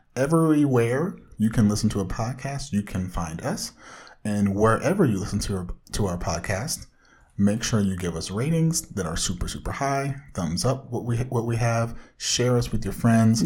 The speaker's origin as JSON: {"language": "English", "area": "Orange County", "region": "Southern California", "country": "United States"}